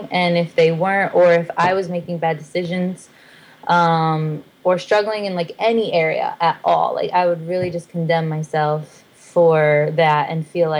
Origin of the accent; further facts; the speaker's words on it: South Bend, Indiana, United States; moved away as an adult; also born or lived in Nashville, Tennessee; we're both from South Bend, Indiana, but I lived in Nashville